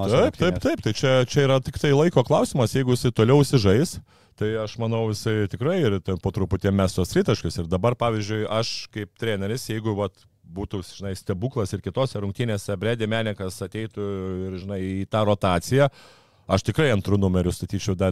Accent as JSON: {"language": "Lithuanian", "country": "Lithuania", "said": "kadangi esu lietuvis"}